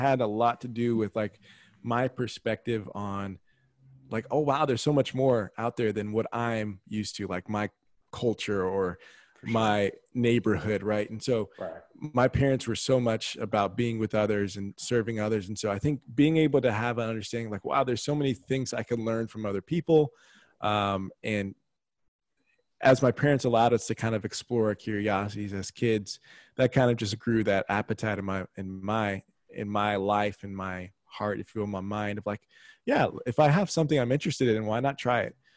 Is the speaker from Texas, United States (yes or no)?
yes; San Antonio, Texas, United States; also born or lived in Dallas, Texas; born and bred in Texas, born in Dallas, grew up in San Antonio.